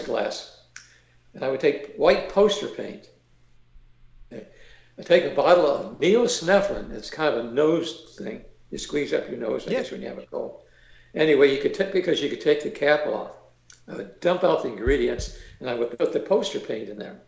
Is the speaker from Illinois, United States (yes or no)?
no; Ohio, United States; moved away; also born or lived in Orlando / Daytona Beach; I'm from originally from Ohio